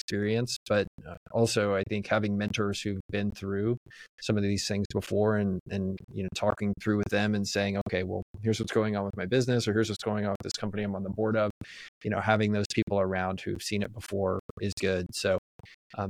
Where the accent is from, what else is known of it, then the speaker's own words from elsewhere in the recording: Texas, United States; I was born in the United States. I was born in Texas.